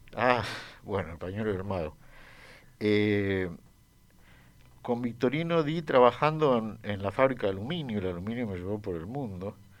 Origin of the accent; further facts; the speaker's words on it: Uruguay; yo crecí en Uruguay